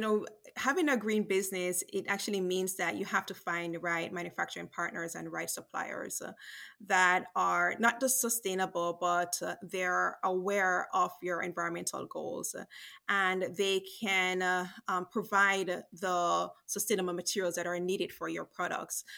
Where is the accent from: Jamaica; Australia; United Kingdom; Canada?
Jamaica; growing up in Jamaica